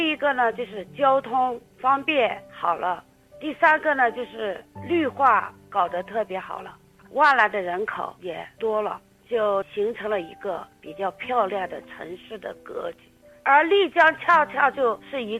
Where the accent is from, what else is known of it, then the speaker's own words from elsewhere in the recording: Lijiang, Yunnan, China; 我是在古城里边长大的，